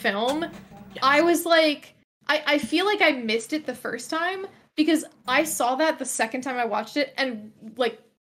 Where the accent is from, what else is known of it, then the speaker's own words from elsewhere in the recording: United States; as an American person